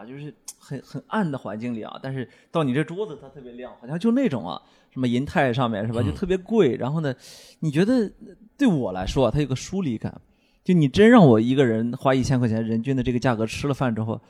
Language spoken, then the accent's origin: Chinese; Shandong, China; now in Beijing, China; 就是我们山东人对于种菜这件事情，我们还真的是比一般人还要执着一些。